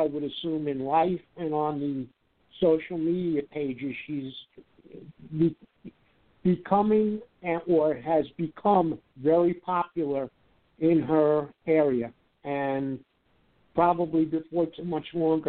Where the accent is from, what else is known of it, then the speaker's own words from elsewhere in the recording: New York, United States; growing up in New York